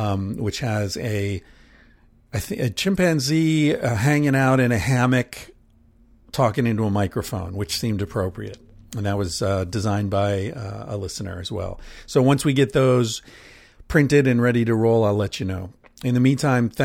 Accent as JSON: {"language": "English", "region": "Pennsylvania", "country": "United States", "tie": "born or raised there", "said": "when I grew up in Pennsylvania, there was a place called Hempfield Township"}